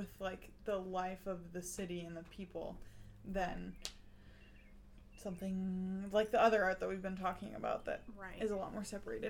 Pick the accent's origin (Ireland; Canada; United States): United States; Eagle River, Alaska; My hometown, Eagle River.